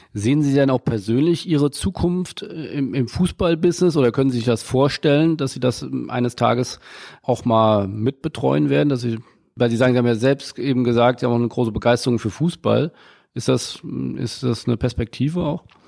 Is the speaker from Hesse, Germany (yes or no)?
no; Hamburg, Germany; Ich komme äh, aus Hamburg